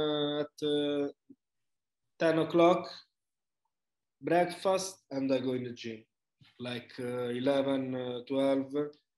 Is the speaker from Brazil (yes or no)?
no; Rome, Lazio, Italy; English is a second language; My radici, Sicilia, but I was born in Rome and I'm from Rome